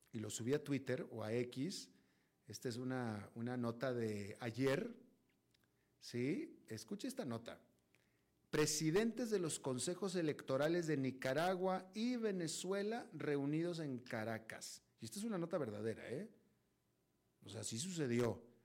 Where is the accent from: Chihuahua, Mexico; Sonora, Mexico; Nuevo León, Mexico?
Nuevo León, Mexico; Monterrey; yo nací, crecí en Monterrey